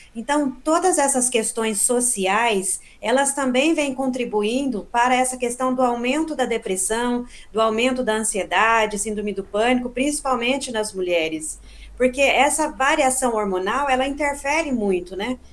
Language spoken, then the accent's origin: Portuguese; Boa Esperança, Minas Gerais, Brazil; now in Campinas, Brazil; eu nasci e cresci em Minas, em Boa Esperança, né? No sul de Minas.